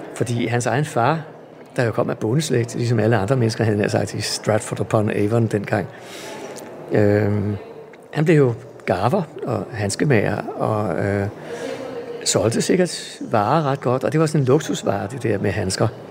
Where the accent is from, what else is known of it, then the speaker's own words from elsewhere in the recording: Helsingør, Capital Region of Denmark, Denmark; jeg er vokset op i Helsingør